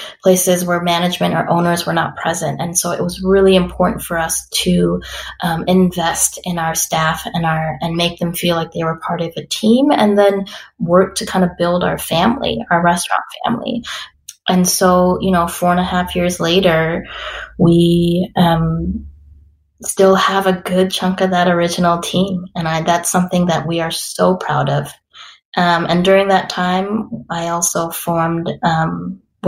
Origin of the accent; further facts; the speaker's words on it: Madison, Wisconsin, United States; also born or lived in St. Paul, Minnesota / Costa Rica; I am born and raised in Madison